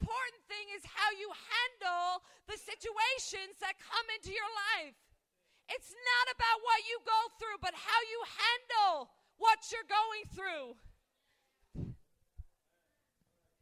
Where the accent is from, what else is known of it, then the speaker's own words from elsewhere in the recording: Albany, New York, United States; moved away; I'm originally from Albany, New York